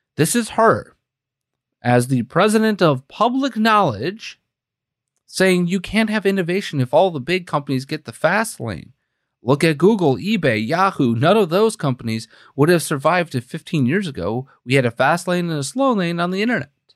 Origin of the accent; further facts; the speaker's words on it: Green Bay, Wisconsin, United States; my hometown newspaper, right? Green Bay, Wisconsin